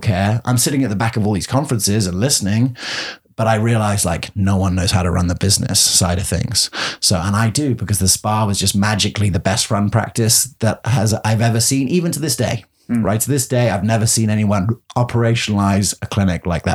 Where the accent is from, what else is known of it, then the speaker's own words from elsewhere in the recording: England, United Kingdom; moved away as an adult; also born or lived in Colorado / London; now in Gainesville, United States; it was fun being the English guy